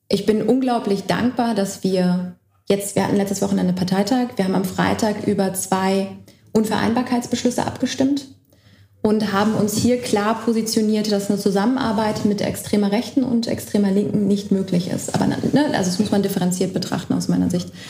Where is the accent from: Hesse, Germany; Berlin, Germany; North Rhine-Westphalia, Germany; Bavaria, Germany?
Berlin, Germany; ich meine, ich bin in Berlin aufgewachsen und für mich war Ost-West nie ein Thema, bis ich aus Berlin weggezogen bin